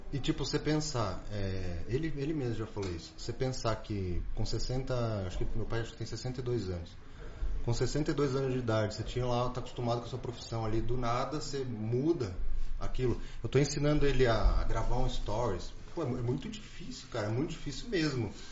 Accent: São Paulo, Brazil; Não, eu sou de São Paulo, eu vim resolver umas coisas aqui e, e, e vim ver o seu negócio.

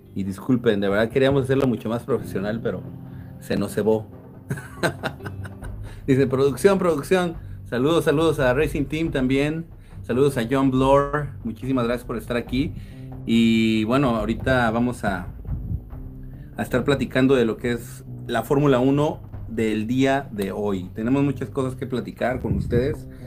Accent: Atizapán de Zaragoza, State of Mexico, Mexico; now in Dominican Republic; Vivo en República Dominicana, pero estoy, pero soy eh, atizapense, si se puede decir.

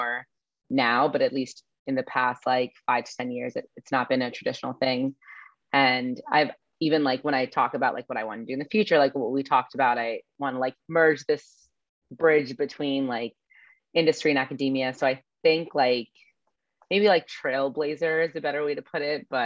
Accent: New Jersey, United States; now in Los Angeles, United States; I'm from New Jersey

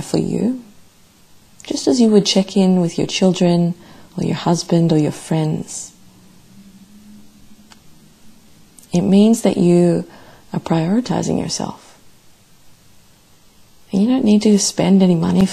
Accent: Melbourne, Victoria, Australia; my hometown, Melbourne

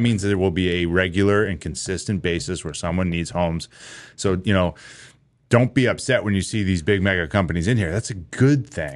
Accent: Londonderry, New Hampshire, United States; I grew up in Londonderry and it's the same thing. It was a small farm town

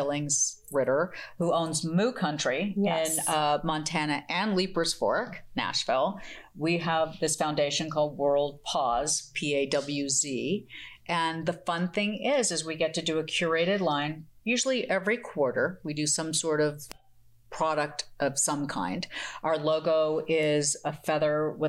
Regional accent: Munich, Bavaria, Germany; I was born in Munich, Germany

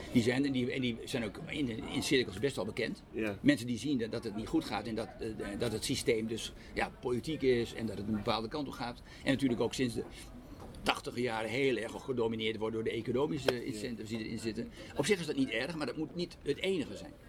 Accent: Netherlands; wij, als Nederlanders

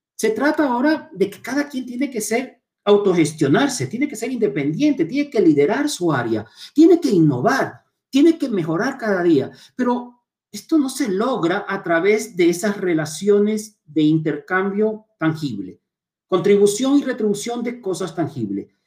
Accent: Chone, Manabí, Ecuador; now in Quito, Ecuador; nací en Chone, soy chonero, me encanta ser identificado como Montubio, me siento muy orgulloso de mis raíces y vivo en Quito aproximadamente hace unos más de 20 años

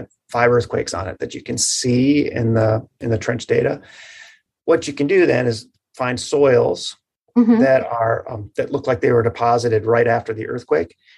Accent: Marquette, Michigan, United States; I grew up in the Upper Peninsula in Marquette

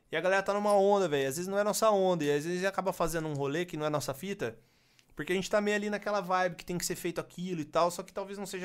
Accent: São Carlos, São Paulo, Brazil; Porque aqui, aqui eu sou de São Carlos, mano.

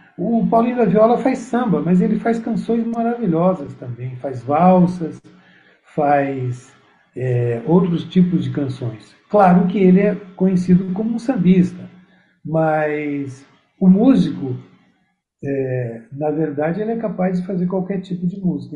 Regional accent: Curitiba, Paraná, Brazil; moved away as an adult; also born or lived in Santa Catarina; now in São Paulo, Brazil; Porque eu nasci em Santa Catarina, fui criado em Curitiba.

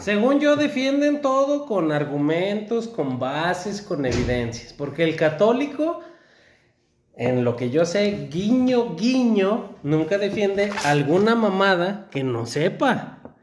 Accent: Aguascalientes, Mexico; mi cultura en la que crecí, en México, en Aguascalientes

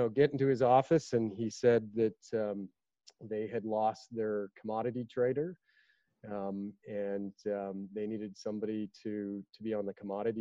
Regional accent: Calgary, Alberta, Canada; I was the kid from Calgary

